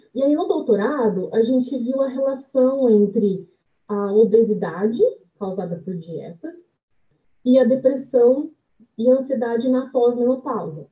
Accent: Bariri, São Paulo, Brazil; moved away; also born or lived in Londrina; eu vim de uma cidade do interior de São Paulo, que tem acho que 20 mil habitantes, que é Bariri

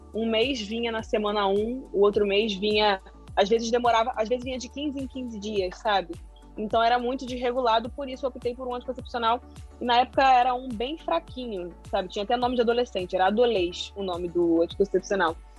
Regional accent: Rio de Janeiro, Brazil; sou carioca, moro no Rio de Janeiro.

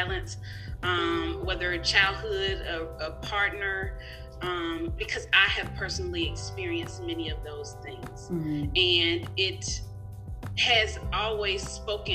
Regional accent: Mississippi, United States; now in California, United States; I live in California now. I'm originally from Mississippi

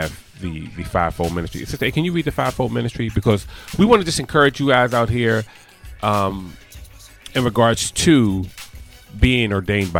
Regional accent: United States; I am an American, but I am an American.

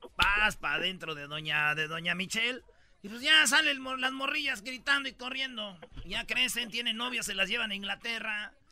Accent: Nuevo León, Mexico; moved away; yo soy de Nuevo León

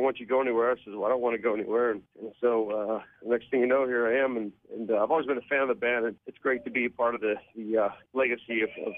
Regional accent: Pittsburgh, Pennsylvania, United States; I'm from Pittsburgh

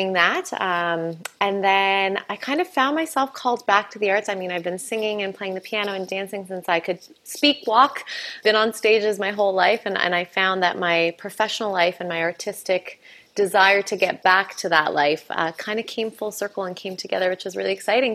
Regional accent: Calgary, Alberta, Canada; moved away as an adult; now in Halifax, Canada; I'm actually from Wichipsa Oyed, Calgary, from Treaty 7 of Blackfoot Territory

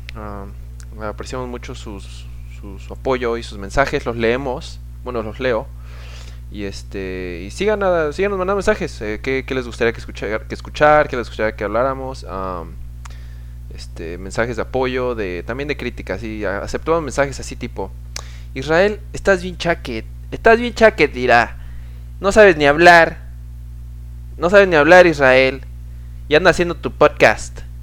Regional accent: Pachuca, Hidalgo, Mexico; now in United States; yo era de Pachuca, de donde soy, mi mamá sí, uff, se rifaba con las enchiladas

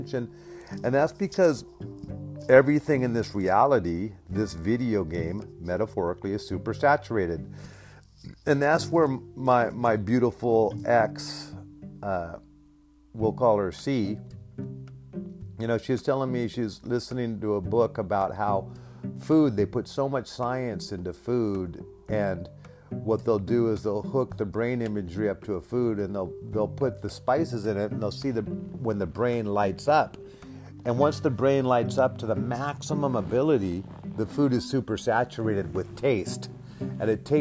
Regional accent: Alaska, United States; I grew up in Alaska

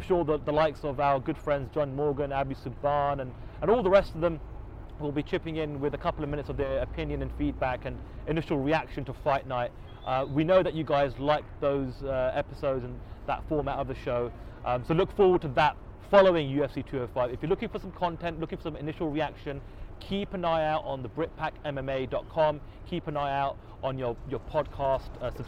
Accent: United Kingdom; We are two British journalists

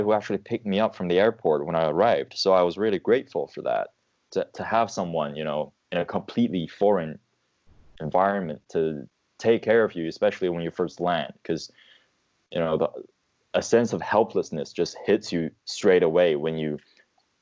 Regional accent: China; moved away as an adult; also born or lived in United Kingdom; I was from China, I was born and raised in an environment where I had this sort of big country mentality

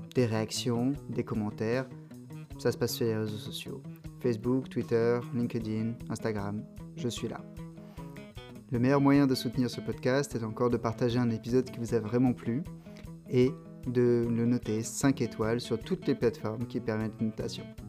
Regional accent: Toulon, Provence-Alpes-Côte d'Azur, France; moved away as an adult; also born or lived in England / Paris; now in Marseille, France; moi à la base, je viens de Toulon

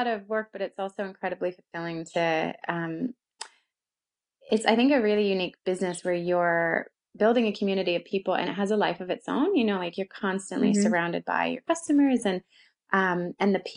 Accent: London, Ontario, Canada; accent: Canadian; moved away as an adult; also born or lived in Calgary, Canada; now in Auckland, New Zealand; I'm originally from Canada. So that's the Canadian accent, not American

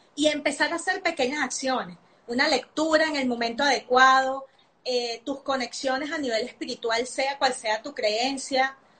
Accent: Venezuela; moved away; Yo soy nacida en Venezuela

